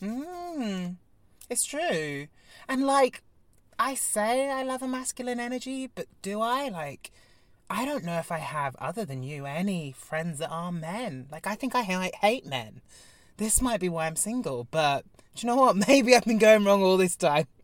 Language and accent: English; Devon, South West England, United Kingdom; me being Devonian